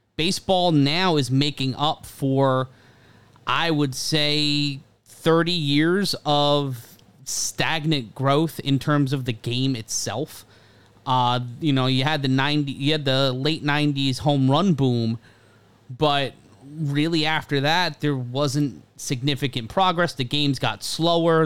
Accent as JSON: {"language": "English", "region": "New York", "country": "United States", "tie": "born or raised there", "said": "Growing up in New York"}